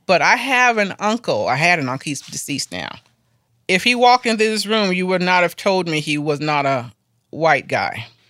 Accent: Florida, United States; now in Asheville, United States; I am from Florida

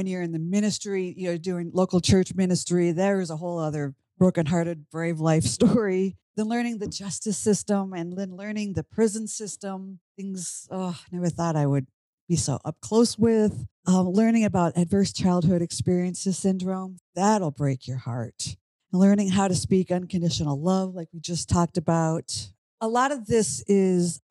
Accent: Minnesota, United States; moved away as an adult; now in Washington, D.C., United States; I grew up in Minnesota. I'm now in Washington, D.C.

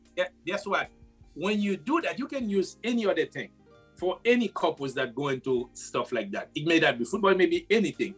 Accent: Haiti; moved away; I was born and raised in Haiti.

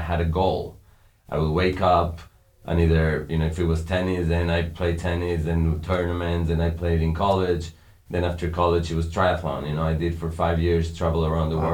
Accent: Mexico; We grew up in Mexico, up in the mountains

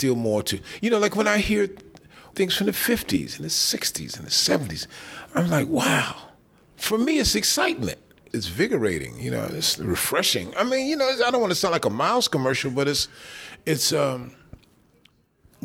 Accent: Chicago, Illinois, United States; My dad used to have parties in Chicago. I grew up in Chicago

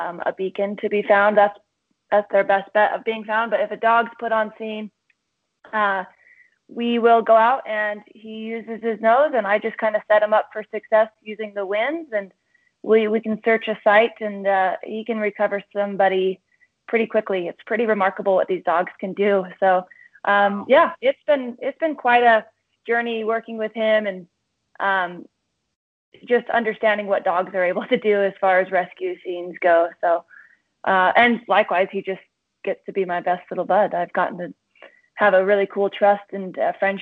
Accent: Utah, United States; I'm from Utah. I grew up here and still live here for the majority of the year

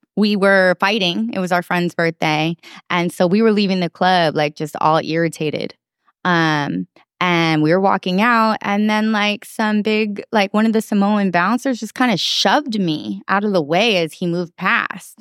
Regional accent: Oakland, California, United States; also born or lived in San Francisco; I was born in San Francisco and raised simultaneously in San Francisco and Oakland

